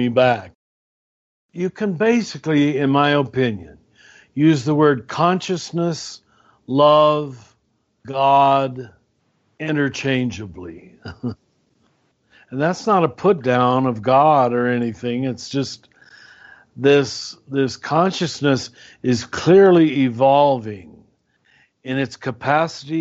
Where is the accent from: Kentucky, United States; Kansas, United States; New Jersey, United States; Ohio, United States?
Kansas, United States; now in New Mexico, United States; grew up in Kansas